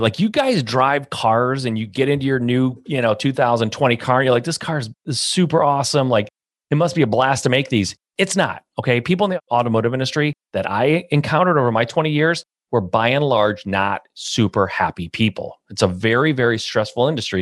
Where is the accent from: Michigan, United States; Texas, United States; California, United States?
Michigan, United States; a Midwest boy, born and raised in Michigan